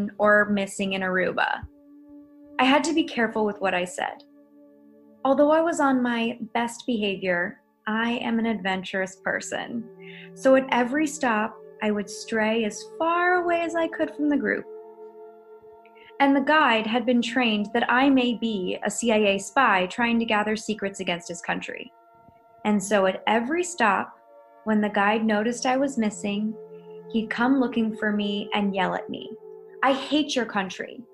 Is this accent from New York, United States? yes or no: no; Los Angeles, California, United States; I'm from Los Angeles, California